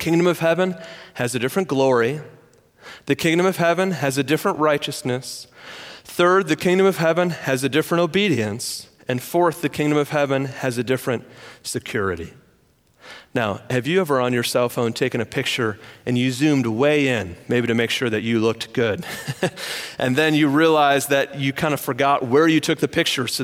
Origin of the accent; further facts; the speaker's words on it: Michigan, United States; moved away; I'm from Michigan